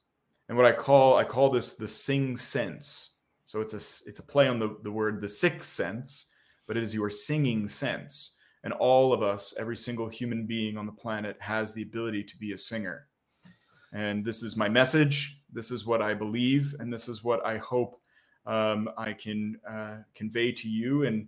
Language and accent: English; New Jersey, United States; Tyler and I are very close friends, and we grew up together in South New Jersey.